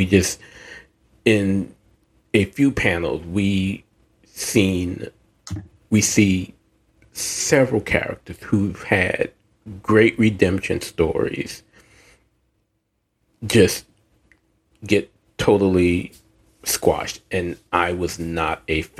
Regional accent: the South, United States; I'm from the South

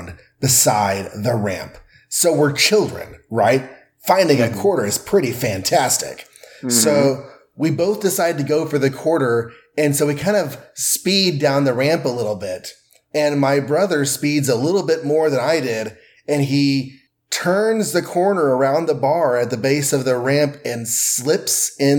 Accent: Texas, United States; we're from Texas

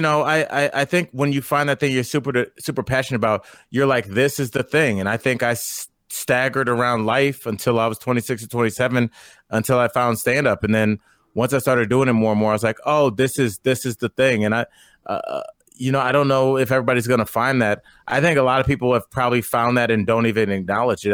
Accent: Northeast Ohio, United States; I'm from Northeast Ohio

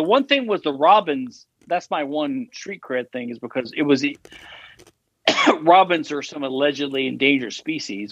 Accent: Louisiana, United States; accent: Louisiana; I'm from Louisiana

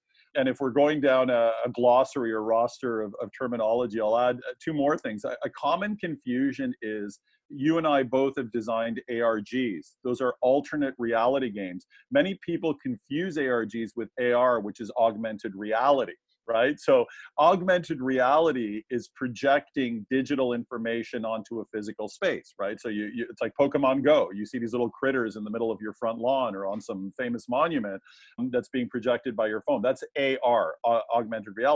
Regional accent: Canada; accent: Canadian; also born or lived in Toronto, Ontario; my Canadian accent

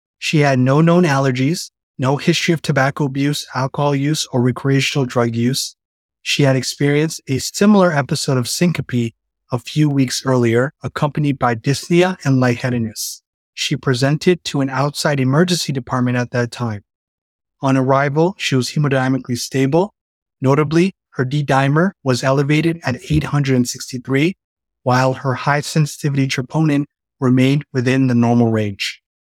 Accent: Toronto, Ontario, Canada; moved away as an adult; now in Cincinnati, United States; I'm a second year cardiology fellow at the Christ Hospital. I'm originally from Toronto, Canada, and I'm completing my residency training at Cleveland Clinic Akron General.

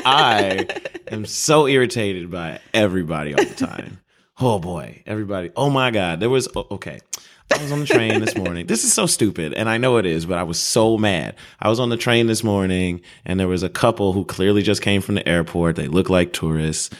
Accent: Chicago, Illinois, United States; I'm not from Chicago

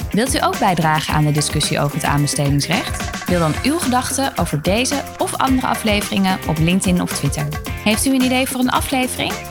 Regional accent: 's-Hertogenbosch, North Brabant, Netherlands; Ik kom zelf uit Den Bosch, dus ik mag dit soort dingen zeggen als je van onder de rivieren komt.

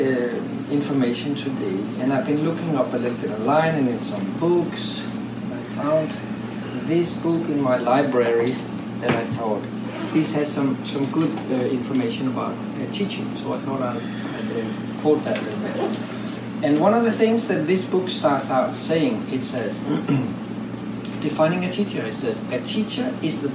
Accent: Denmark; I'm from Denmark.

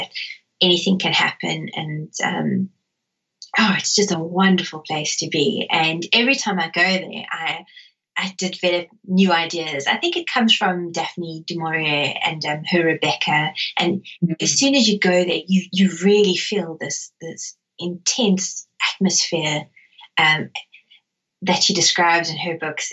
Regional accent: South Africa; growing up in South Africa

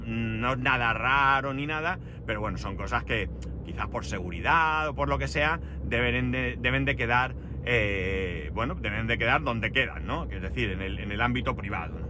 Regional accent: Alicante, Valencian Community, Spain; soy de Alicante y que vivo en Alicante

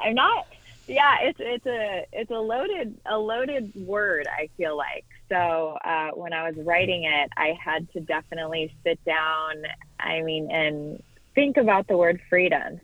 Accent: Orange County, California, United States; moved away as an adult; also born or lived in Washington, D.C.; I grew up in Orange County, California

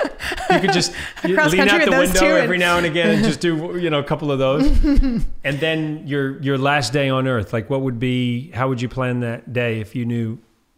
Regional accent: New Zealand; I'm from New Zealand. I don't know how I feel about you beating the New Zealanders, but at least you beat the Australians.

